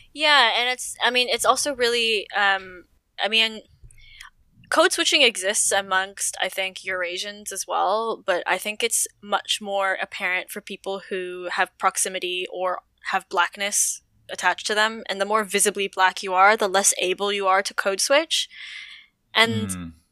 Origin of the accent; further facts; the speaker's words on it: Toronto, Ontario, Canada; I am born and raised in Toronto, Canada.